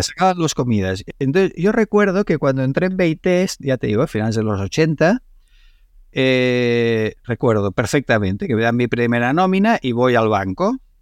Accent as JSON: {"language": "Spanish", "country": "Spain", "said": "yo cuando iba a Nueva York y decía que era de España"}